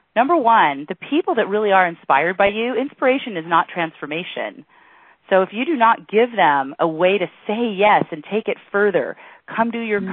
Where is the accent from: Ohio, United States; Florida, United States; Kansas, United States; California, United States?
Florida, United States; Miami Beach; I was born in Miami Beach